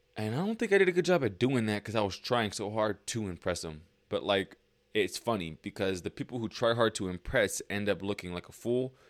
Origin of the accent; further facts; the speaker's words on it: Lancaster, California, United States; also born or lived in Lake Los Angeles, California; I moved from Lake L A to Lancaster